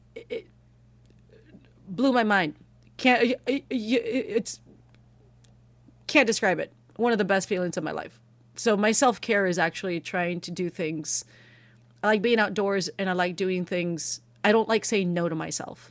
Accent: United States; first language Spanish; English is a second language; Spanish is my first language, right? But in English, you know, I look, I grew up here

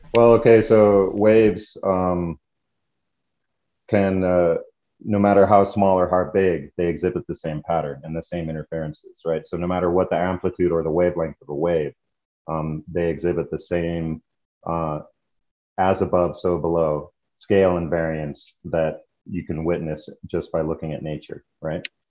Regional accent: the West, northern New Mexico, United States; growing up in the West and being uh, the child of hippies, uh, my dad was in Vietnam. When he came back, he, uh, you know, did an about face on all of his thinking, basically, and moved my brother and I and my mom uh, to New Mexico to join a commune.

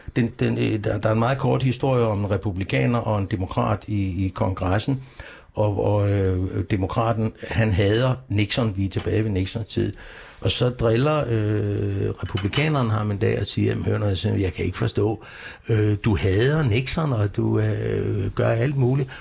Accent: Copenhagen, Capital Region of Denmark, Denmark; also born or lived in Aarhus; Jeg er opvokset på Vesterbro i København. Jeg er virkelig Vesterbro, da jeg kom til byen, da, da, da jeg var seks år

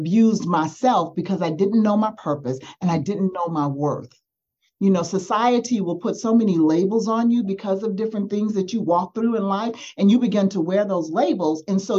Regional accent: Las Vegas, Nevada, United States; as a little girl, I grew up in Las Vegas

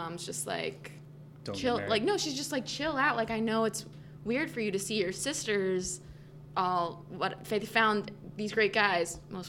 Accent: St. Louis, Missouri, United States; St. Louis.

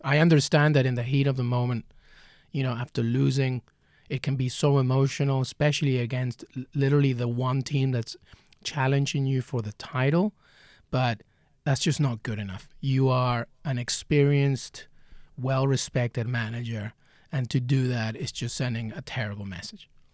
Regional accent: England, United Kingdom; growing up in England with my dad

